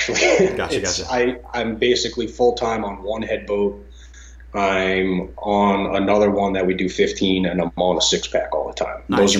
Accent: Eastern Connecticut, United States; also born or lived in East Lyme, Connecticut; So I'm from Eastern Connecticut. I live in East Lyme now. I've lived within a half hour or so of the water my whole life.

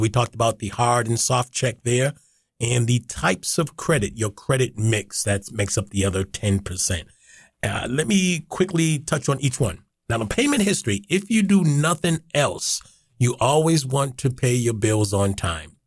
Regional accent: Boston, Massachusetts, United States; I'm born and raised in Boston

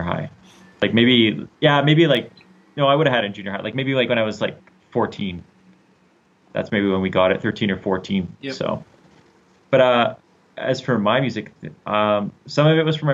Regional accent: Calgary, Alberta, Canada; I grew up here in Calgary. I'm born and raised in Calgary.

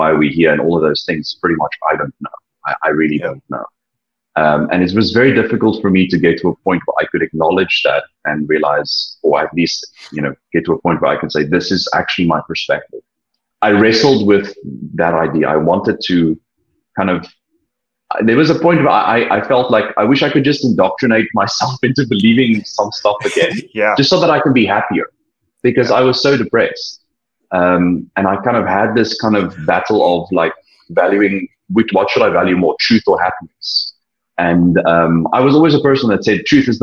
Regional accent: a small city close to Cape Town, Western Cape, South Africa; I'm not from Cape Town, but I come from a small city close to Cape Town where the majority of the people from my kind of cultural background are all religious

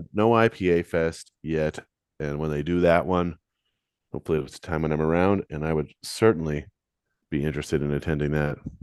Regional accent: London, Ontario, Canada; I'm from London.

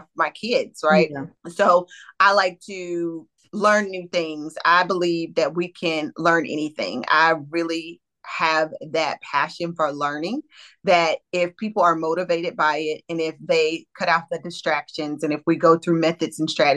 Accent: Greenville, North Carolina, United States; moved away as an adult; now in Greensboro, United States; I am originally from Eastern North Carolina, from Greenville, North Carolina

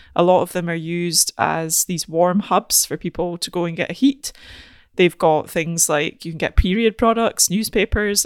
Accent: Aberdeen, Scotland, United Kingdom; I'm from Aberdeen

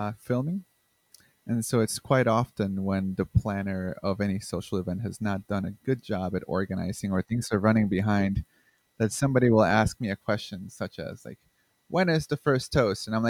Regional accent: Chicago, Illinois, United States; I am from Chicago

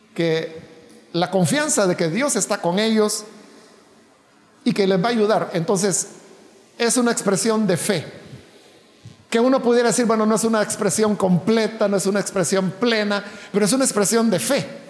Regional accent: El Salvador

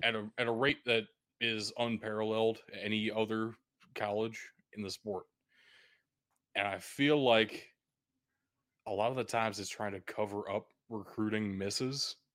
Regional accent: Kentucky, United States; I I'm in Kentucky. I'm from Kentucky

